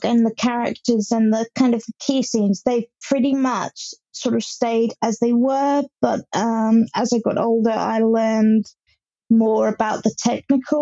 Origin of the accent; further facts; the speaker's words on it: Hampshire, South East England, United Kingdom; I'm from Hampshire in England